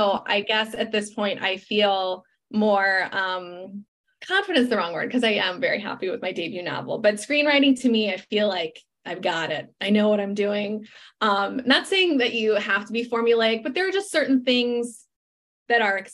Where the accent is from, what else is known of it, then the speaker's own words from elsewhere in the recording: Chicago, Illinois, United States; now in Los Angeles, United States; Then I fly to Chicago, my hometown